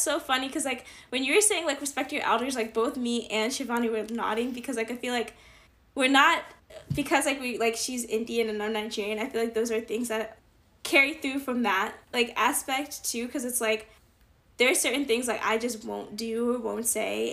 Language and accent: English; Northeast, United States; accent: northeastern; northeasterners that they like our accents